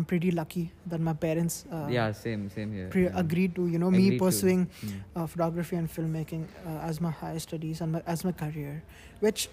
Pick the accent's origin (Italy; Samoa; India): India; now in United Arab Emirates; I'm from India